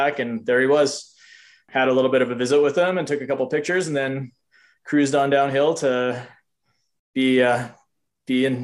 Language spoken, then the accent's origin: English; Manitoba, Canada; now in Kimberley, Canada; I grew up in Manitoba